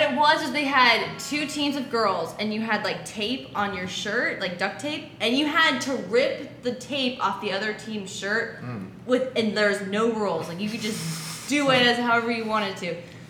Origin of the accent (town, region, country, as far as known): Columbus, Ohio, United States; born or raised there